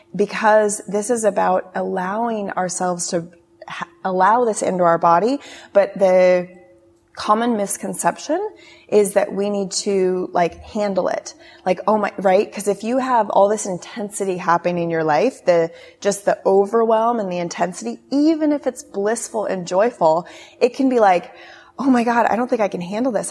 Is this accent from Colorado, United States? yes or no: yes; Steamboat Springs, Colorado, United States; moved away as an adult; also born or lived in California; now in Asia; born and raised in Colorado, mountains of Colorado, Steamboat Springs